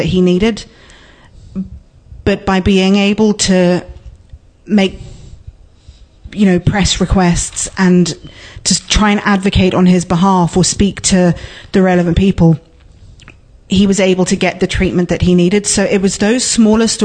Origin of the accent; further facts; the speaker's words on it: London, United Kingdom; moved away as an adult; now in Letterkenny, Ireland; I grew up in London, but my mother was from Lower Main Street. And I moved back to Letterkenny, oh gosh, in 1999